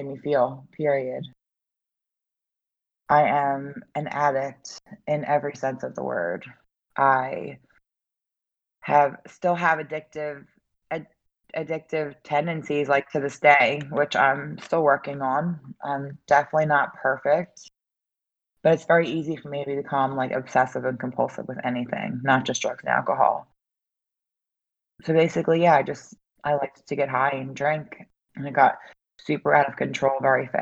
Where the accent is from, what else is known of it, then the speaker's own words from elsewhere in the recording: Philadelphia, Pennsylvania, United States; also born or lived in Delaware County, Pennsylvania; I'm from the Philadelphia area